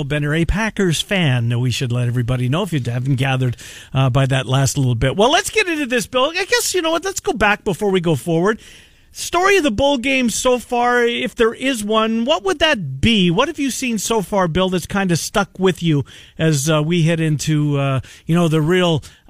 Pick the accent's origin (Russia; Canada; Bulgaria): Canada; and I can say that because I'm Canadian.